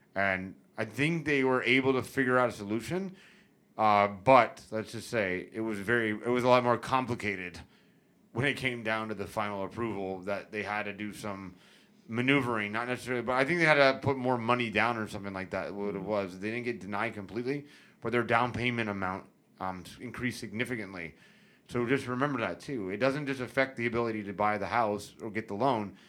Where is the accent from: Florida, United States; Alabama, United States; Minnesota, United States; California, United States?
Florida, United States; St. Petersburg; also born or lived in Tampa, Florida / Davis Islands, Tampa; I was born and raised in Tampa Bay. I grew up in Saint Pete primarily, but I was back and forth across the bay my whole life.